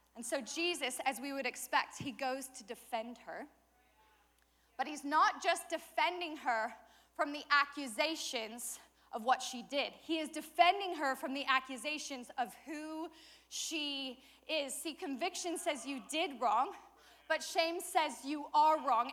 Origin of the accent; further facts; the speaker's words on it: Colorado, United States; I'm from Colorado